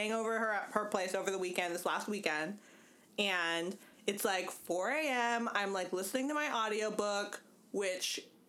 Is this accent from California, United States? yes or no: yes; California, United States; I am from the West Coast.